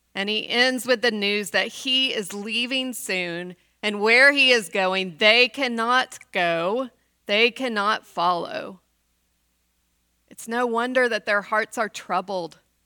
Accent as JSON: {"language": "English", "region": "West Texas", "country": "United States", "tie": "born or raised there", "said": "I grew up in West Texas in the nineteen seventies"}